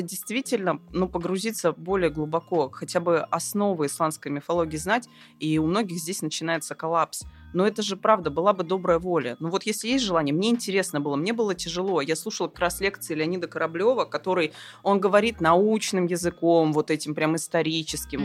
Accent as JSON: {"language": "Russian", "region": "Siberia", "country": "Russia", "said": "я человек из Сибири"}